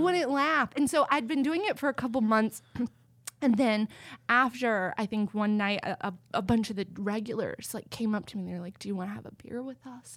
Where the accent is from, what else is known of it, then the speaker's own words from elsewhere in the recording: Texas, United States; I grew up in Texas